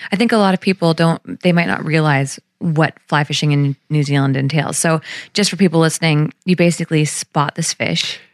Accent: British Columbia, Canada; Being a British Columbian

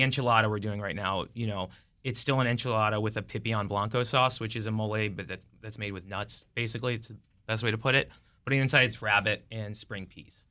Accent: Chicago, Illinois, United States; now in Washington, D.C., United States; I'm from Chicago.

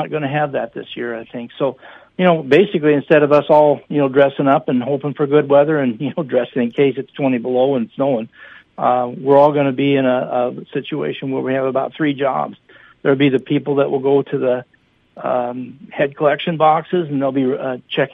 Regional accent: Minnesota, United States; being a Minnesotan

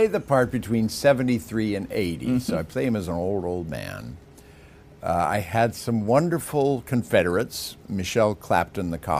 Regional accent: United States; I'm an American

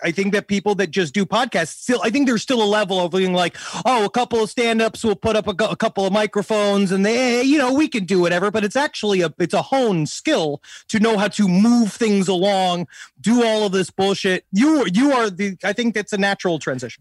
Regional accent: New York City, New York, United States; I'm from Queens

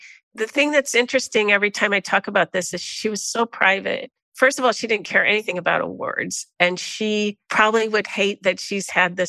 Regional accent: United States; people could pretty much can see I was probably American.

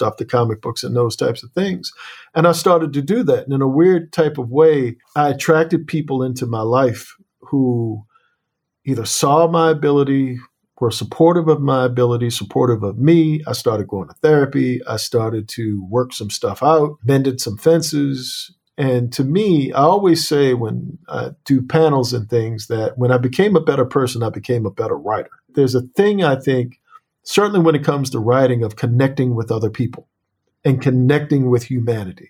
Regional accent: Annapolis, Maryland, United States

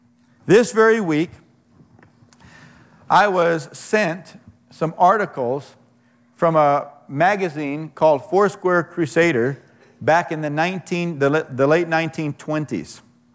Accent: Anaheim, California, United States; I grew up in Anaheim in the late 1950s. We lived on Dahlia Drive, and so did the pastor of the Anaheim Four Square Church.

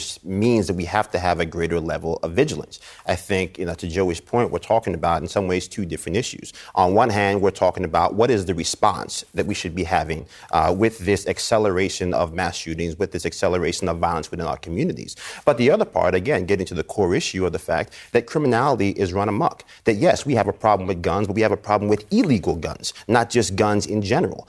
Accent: Yonkers, New York, United States; I'm from Yonkers, New York

